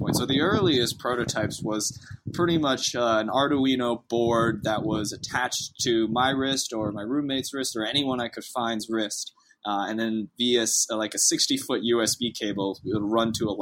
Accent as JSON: {"language": "English", "area": "north of Boston", "region": "Massachusetts", "country": "United States", "tie": "born or raised there", "moved": "as an adult", "lives_now": "Austin, United States", "said": "I'm originally from the New England area. I was born and raised right north of Boston"}